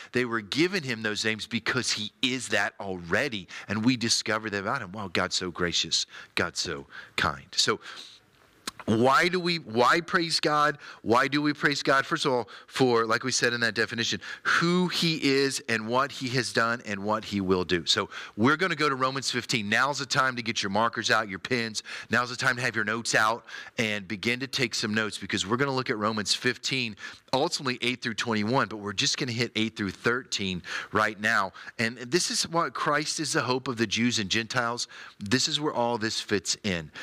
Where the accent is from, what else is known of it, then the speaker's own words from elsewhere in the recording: United States; as an American